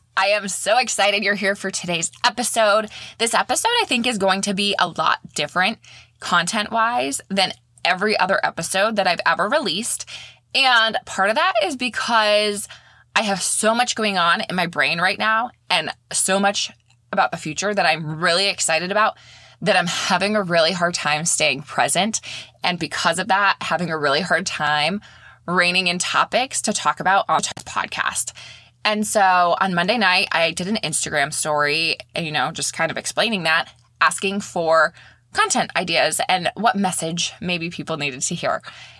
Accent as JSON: {"language": "English", "region": "Maine", "country": "United States", "lives_now": "St. Petersburg, United States", "said": "I live in St. Petersburg, Florida now. I'm originally from Maine."}